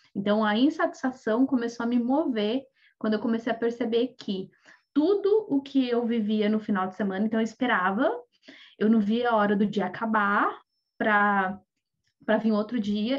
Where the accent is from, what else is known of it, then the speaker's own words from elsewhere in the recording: Brazil; moved away; muitos de nós que saímos do Brasil